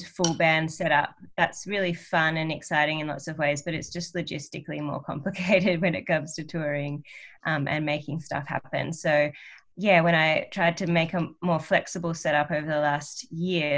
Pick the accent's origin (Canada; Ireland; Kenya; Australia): Australia; accent: Australian; I sing quite in an Australian accent, you know. Yeah, and I don't really know how to not sing in an Australian accent.